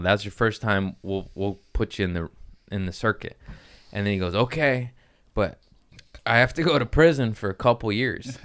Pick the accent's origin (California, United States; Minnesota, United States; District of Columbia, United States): California, United States; Torrance; also born or lived in Harbor City; I grew up in Torrance. I was born in Harbor City.